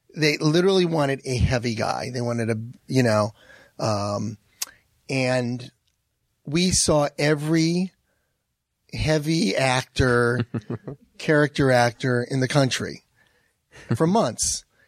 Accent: Manchester, Connecticut, United States; moved away; I'm from Har-, Manchester, Connecticut, and every time I go back to see my family

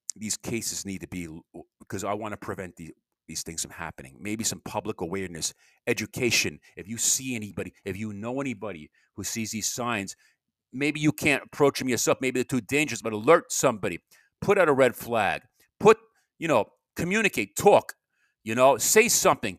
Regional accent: Long Island, New York, United States; moved away; I was from Long Island

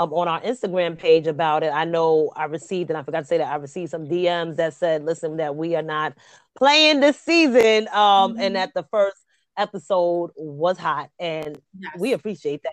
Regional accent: New York City, New York, United States; also born or lived in Bronx, New York; I'm from the Queens.

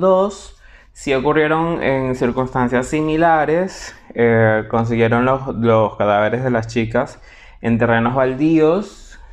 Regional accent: Portuguesa, Venezuela; del pueblo donde yo nací y crecí

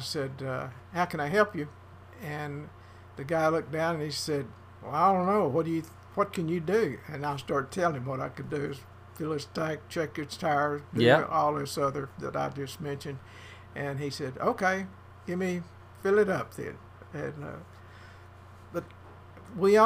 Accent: Paris, Texas, United States; I was born here in Paris

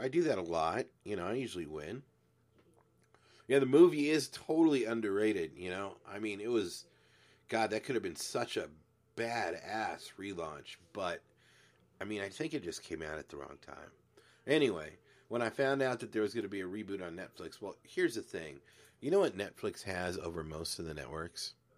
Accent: Glendora, California, United States; also born or lived in San Antonio, Texas; Grew up in a town called Glendora

